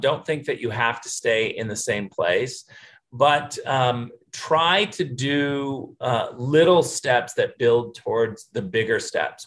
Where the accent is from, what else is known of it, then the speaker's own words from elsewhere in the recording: Michigan, United States; also born or lived in California; I was born in Western Michigan, grew up in Michigan, and uh, spent some of my elementary school time in California. My parents kind of moved back and forth between California and Michigan.